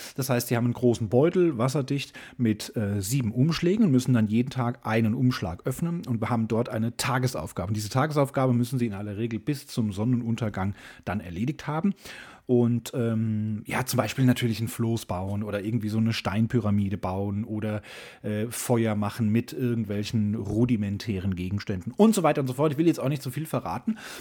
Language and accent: German; Germany; als Deutsche